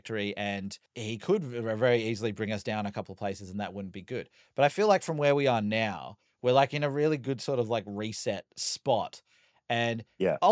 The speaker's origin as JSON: {"language": "English", "country": "Australia", "said": "being an Australian"}